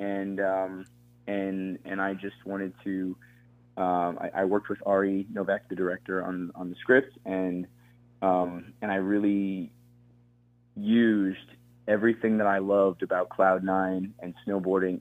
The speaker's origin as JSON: {"language": "English", "region": "Colorado", "country": "United States", "tie": "born or raised there", "also_born_or_lived": "Florida", "said": "So I grew up in Colorado"}